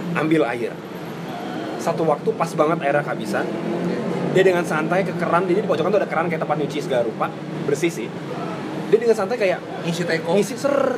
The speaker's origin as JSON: {"language": "Indonesian", "region": "Java", "country": "Indonesia", "said": "gua orang Jawa"}